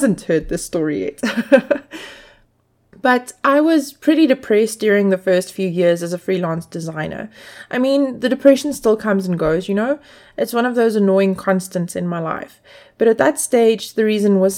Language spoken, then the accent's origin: English; South Africa; I grew up in South Africa in a time when the film industry hadn't yet discovered the place